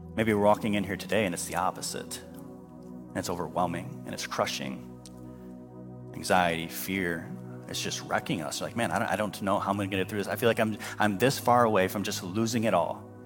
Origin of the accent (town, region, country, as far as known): United States